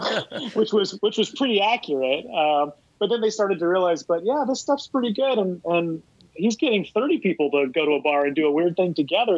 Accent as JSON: {"language": "English", "town": "Columbia", "region": "South Carolina", "country": "United States", "tie": "born or raised there", "moved": "as an adult", "lives_now": "New York, United States", "said": "I grew up in Columbia, South Carolina"}